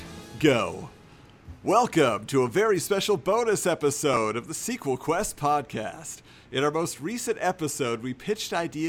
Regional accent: Southern California, United States; I grew up in Southern California

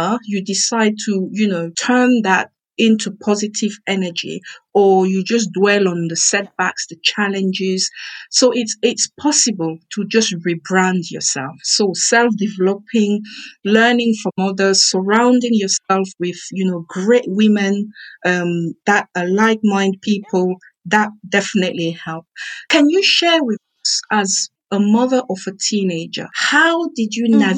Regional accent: Cameroon; I am from Cameroon and we have what we call pidgin English

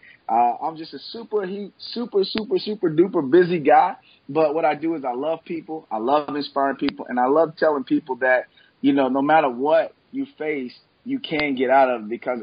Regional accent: Memphis, Tennessee, United States; I was born and raised here in Memphis, Tennessee.

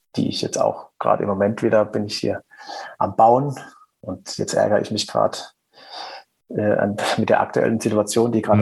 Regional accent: Black Forest, Baden-Württemberg, Germany; accent: Black Forest dialect; meinen Schwarzwälder Dialekt, der ja ab und zu mal so ein bisschen durchkommt

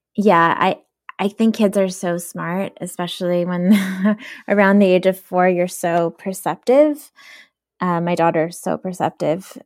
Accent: New York City, New York, United States; English is a second language; also born or lived in Soviet Union; super poor growing up in Brooklyn

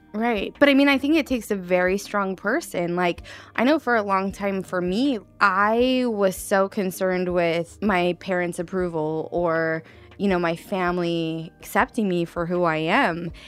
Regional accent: Redding, California, United States; I grew up in Reading, then I got out of Reading

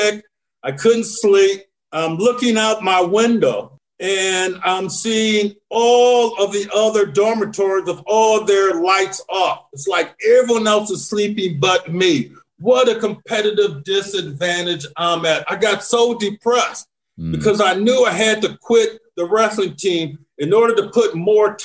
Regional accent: Flint, Michigan, United States; from hard, scrappled community like I am from Flint, Michigan

